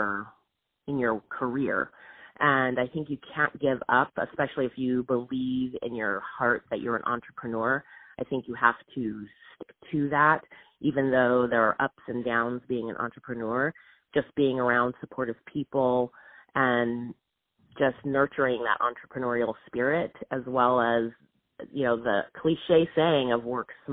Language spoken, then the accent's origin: English; Southern California, United States; I grew up in Southern California